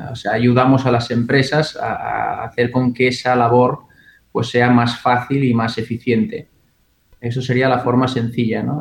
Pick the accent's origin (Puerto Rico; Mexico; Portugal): Portugal; also born or lived in Galicia; now in Barcelona, Spain; No, bueno, soy portugués y gallego a la vez, o sea, Iberia para mí es como, como una casa única. Em, vine a Barcelona hace 14 años, 15 eh, y no 20